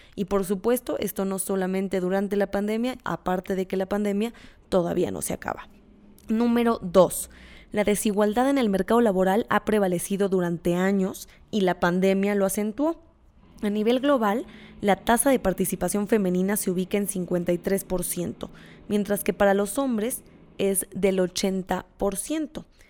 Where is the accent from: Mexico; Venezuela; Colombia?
Mexico